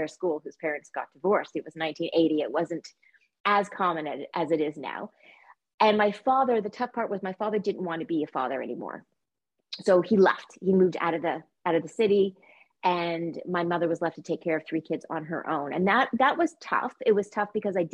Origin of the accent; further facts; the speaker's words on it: Montreal, Quebec, Canada; I was born in Montreal, Quebec, Canada